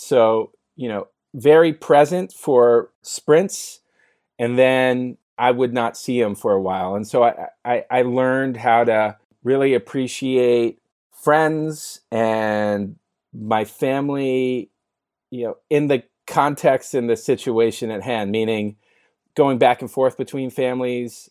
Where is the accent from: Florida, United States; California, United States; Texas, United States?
California, United States; San Francisco; moved away as an adult; now in Sherman Oaks, United States; I grew up in the Bay Area in San Francisco, actually. One of the rare few folks that have been born and raised in San Francisco.